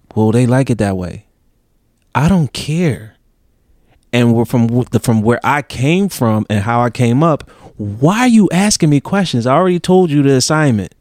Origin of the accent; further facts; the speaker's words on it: Philadelphia, Pennsylvania, United States; I'm from Philly.